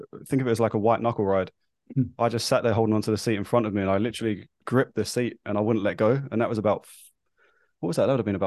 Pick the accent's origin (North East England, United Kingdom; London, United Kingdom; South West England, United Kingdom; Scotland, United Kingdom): London, United Kingdom; now in New Zealand; I am obviously from London. I now live in New Zealand. So my accent, as you can tell, might be slightly skew-iff.